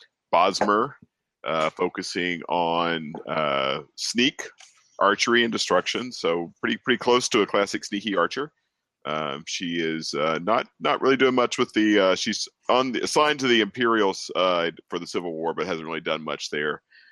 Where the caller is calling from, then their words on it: Pennsylvania, United States; I'm here joining from Michael said, the Western Philadelphia suburbs in the main line.